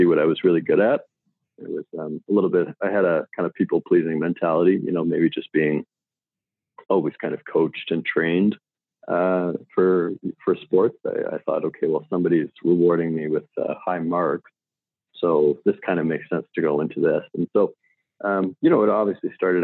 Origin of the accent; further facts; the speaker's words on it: Saskatoon, Saskatchewan, Canada; I grew up in Saskatoon, Saskatchewan. It's a city in the middle of Canada